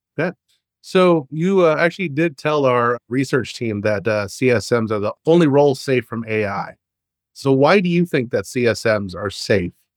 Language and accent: English; Texas, United States; moved away; also born or lived in Arizona; I'm from Arizona and originally from Texas.